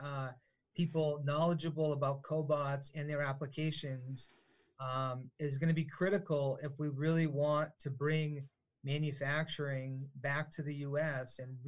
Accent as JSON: {"language": "English", "town": "Manchester", "region": "New Hampshire", "country": "United States", "said": "I'm from Manchester. We had the mill buildings here"}